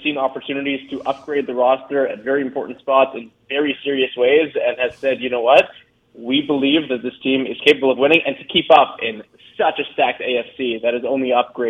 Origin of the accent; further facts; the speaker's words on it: South Florida, United States; someone who's been born and raised in South Florida